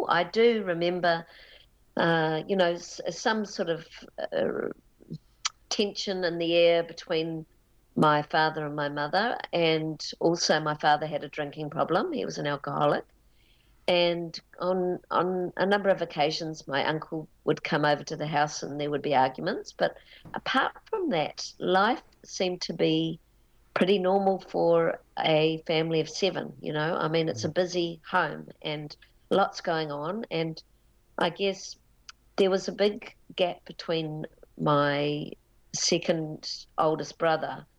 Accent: Auckland, New Zealand; I was born in Auckland and in a western suburb.

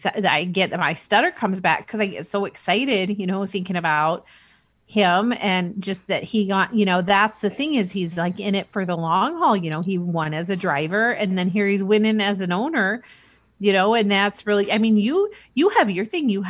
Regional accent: Indianapolis, Indiana, United States; You know, I grew up partially in Indianapolis. You know, I was living there for his 86 win and his 87 win. You know, we had moved by 92

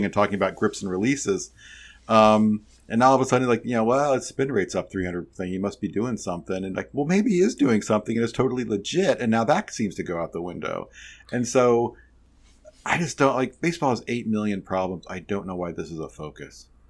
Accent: Chicago, Illinois, United States; As a Chicagoan

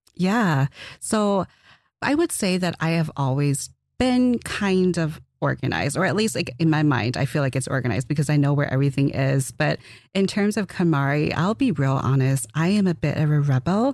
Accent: Twin Cities region of Minnesota, United States; I'm from the Twin Cities region of Minnesota

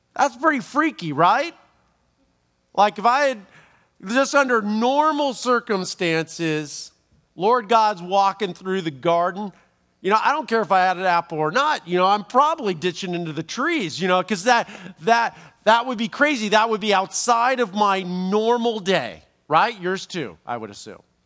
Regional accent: Los Angeles, California, United States; I'm from Los Angeles

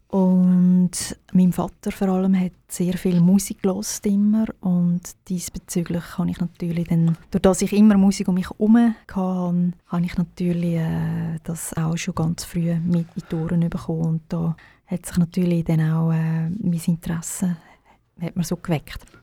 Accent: Baden, Aargau, Switzerland; moved away as an adult; also born or lived in Zurich / Birmensdorf; Ich bin in Baden geboren und aufgewachsen und auch in der Schule.

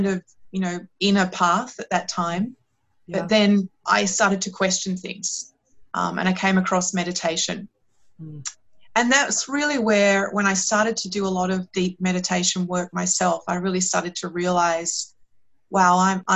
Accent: Australia; accent: Australian; moved away; also born or lived in London, United Kingdom; my accent is Australian

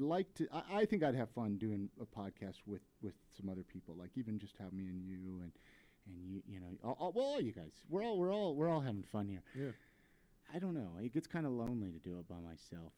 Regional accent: Ventura, California, United States; now in Salt Lake City, United States; we're both from Ventura, California

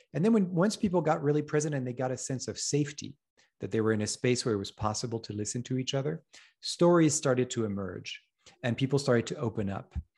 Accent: France; moved away as an adult; also born or lived in Paris / Hong Kong; I grew up in France

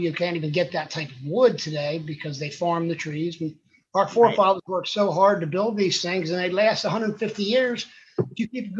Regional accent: Texas, United States; also born or lived in Pennsylvania; Well, I was born in Pennsylvania. I was 3 months old. My family moved to Texas to be missionaries to Mexico.

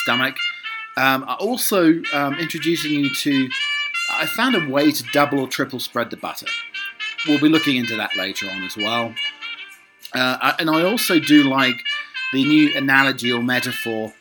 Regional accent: United Kingdom; I'm a British butler.

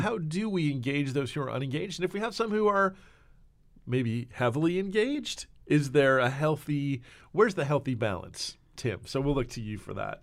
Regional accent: New Jersey, United States; now in Nashville, United States; we are from Jersey

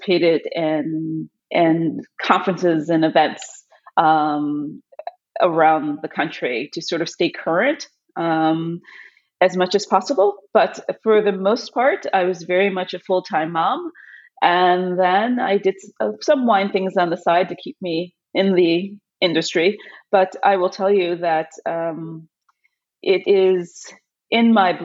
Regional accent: Chicago, Illinois, United States; now in Boston, United States; I'm originally from Chicago, but I've lived in Boston for the last 30 plus years.

